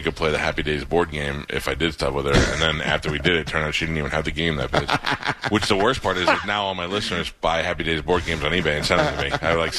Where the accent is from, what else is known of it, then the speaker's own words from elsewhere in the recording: New York City, New York, United States; when I was a kid, I grew up in Staten Island in a apartment building, like a ghetto apartment